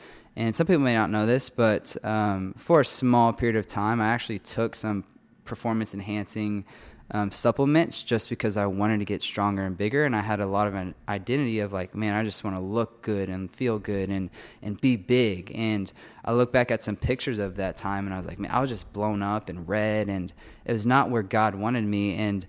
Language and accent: English; College Station, Texas, United States; but I grew up around Texas A&M because my oldest sister went here